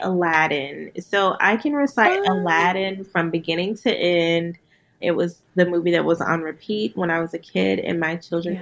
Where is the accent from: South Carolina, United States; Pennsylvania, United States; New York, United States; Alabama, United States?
Alabama, United States; Huntsville; moved away; I'm from Huntsville, Alabama